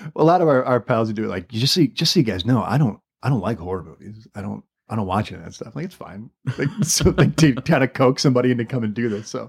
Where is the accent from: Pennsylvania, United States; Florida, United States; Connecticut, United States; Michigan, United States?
Michigan, United States; Allen Park; I'm from Allen Park